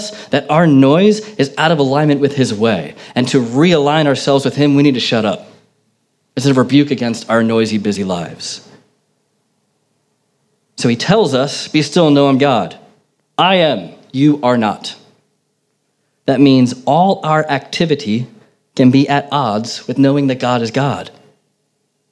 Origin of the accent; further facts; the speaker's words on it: United States; moved away; growing up in America